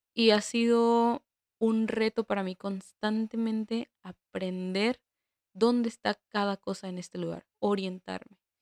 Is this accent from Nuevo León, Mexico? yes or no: no; Guadalajara, Jalisco, Mexico; moved away as an adult; now in Prague, Czech Republic; la ciudad de Guadalajara, que es de donde soy